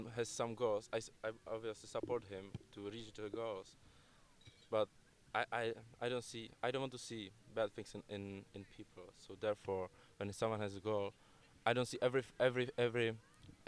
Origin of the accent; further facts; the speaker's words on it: Prague, Czechia; now in London, United Kingdom; I came from Czech Republic. I lived in Prague, which is my capital